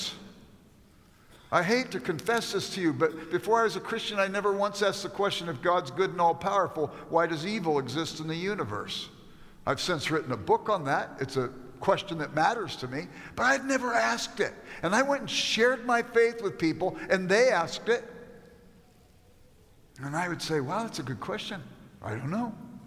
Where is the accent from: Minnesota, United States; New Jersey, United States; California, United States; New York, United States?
California, United States; Los Angeles; I grew up in South Central Los Angeles